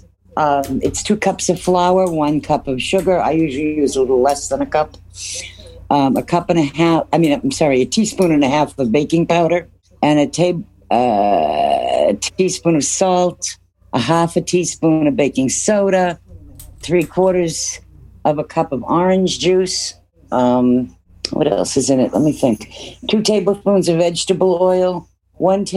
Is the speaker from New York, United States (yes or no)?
no; Onset, Massachusetts, United States; I grew up on Cape Cod in the town where Ocean Spray Cranberries Company was born